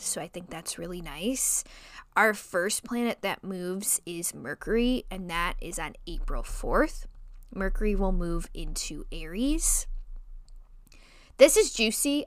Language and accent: English; Chicago, Illinois, United States; accent: nasally Chicago; my nasally Chicago accent